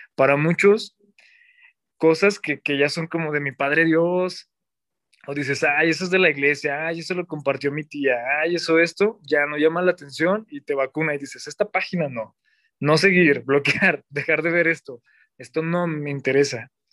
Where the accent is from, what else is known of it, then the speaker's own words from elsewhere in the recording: Zacatecas, Mexico; Soy diácono zacatecano. Soy originario de de la capital, Zacatecas.